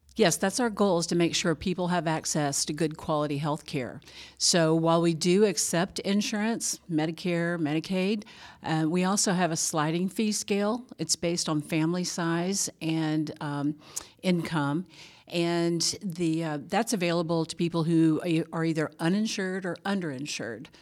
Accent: Louisiana, United States; moved away as an adult; now in Georgia, United States; I grew up in Louisiana

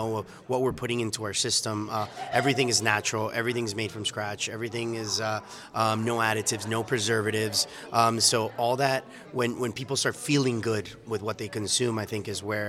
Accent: Miami, Florida, United States; moved away as an adult; now in Atlanta, United States; I was born and raised in Miami, but we moved here about 2 years ago.

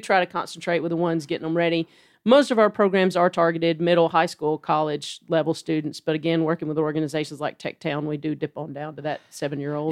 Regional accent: Dalton, Georgia, United States; moved away as an adult; now in Chattanooga, United States; I've grown up in this area. I'm from Dalton, just right down the road

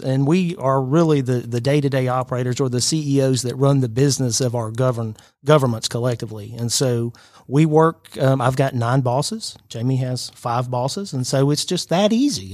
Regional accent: Chatsworth, Georgia, United States; moved away as an adult; now in Rome, United States; I grew up in Chatsworth, so my family's north of here, Chatsworth and Dalton.

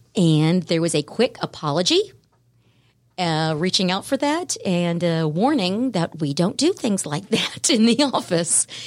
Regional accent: Jacksonville, Florida, United States; also born or lived in Savannah, Georgia; when I was very young, my parents moved to Jacksonville, Florida, and that is where I spent my formative years

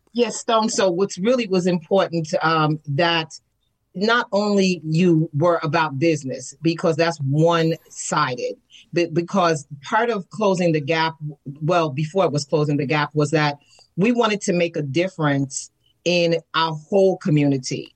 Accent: New York City, New York, United States; moved away as an adult; now in Atlanta, United States; I come from New York City and I was hmm. raised in the Bronx, New York, as an apartment dweller.

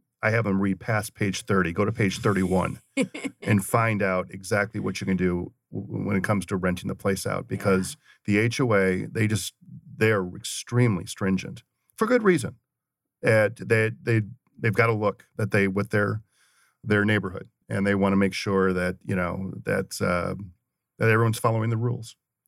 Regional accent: St. Paul, Minnesota, United States; I grew up in St. Paul, Minnesota, and my uncle was a longtime broadcaster with a very big radio station.

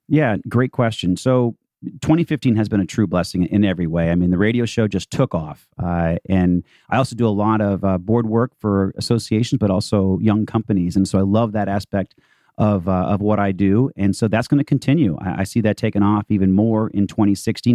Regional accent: Boston, Massachusetts, United States; also born or lived in Palo Alto; now in Atlanta, United States; I'm actually from Boston, uh, but moved here in 97 officially.

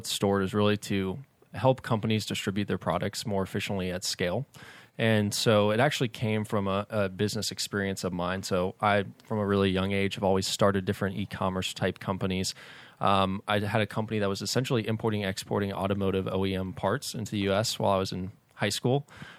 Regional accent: Atlanta, Georgia, United States; Yeah, born and raised in Atlanta.

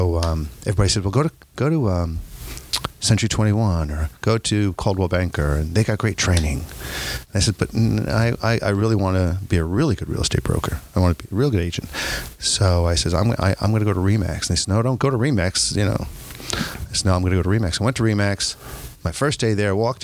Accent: New York, United States; I'm a New Yorker.

